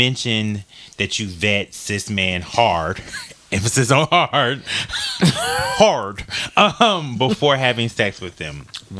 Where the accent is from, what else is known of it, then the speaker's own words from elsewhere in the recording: Midwest, United States; now in New York, United States; we're both so from the Midwest. And we moved to New York or to Atlanta